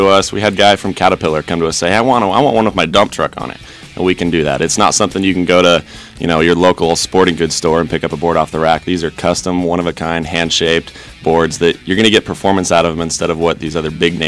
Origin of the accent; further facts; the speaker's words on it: Emmett, Idaho, United States; We're hometown boys. We're from Emmett, Idaho